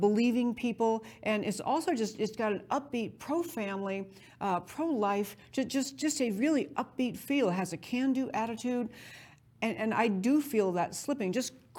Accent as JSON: {"language": "English", "region": "New York", "country": "United States", "tie": "born or raised there", "also_born_or_lived": "California", "moved": "yes", "lives_now": "Texas, United States", "said": "I grew up in New York, don't tell anybody, I grew up in New York, and I practiced law in California"}